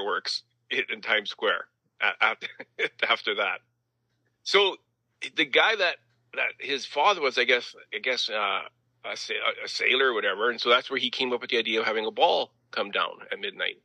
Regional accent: the Prairies, Canada; being good Canadian kids

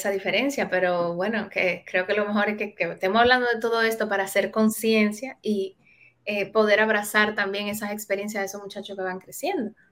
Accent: Cibao, Dominican Republic; yo sí crecí en un barrio en Dominicana, yo, crecí como muy eh, metida en la cultura del Cibao

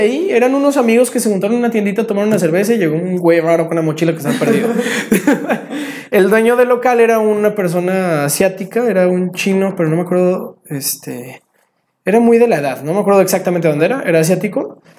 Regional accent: Mexico; soy mexicano

